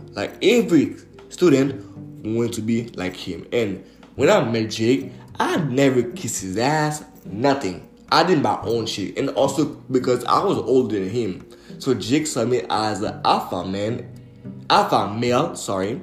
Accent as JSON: {"language": "English", "area": "Montreal area", "region": "Quebec", "country": "Canada", "tie": "born or raised there", "also_born_or_lived": "Port-au-Prince, Haiti / Laval / Repentigny / Mascouche", "said": "I was born and raised in Haiti, in Port-au-Prince. I came to Montreal, Canada at a really young age. I used to live in Laval. And over there in Laval, I was in a public elementary school"}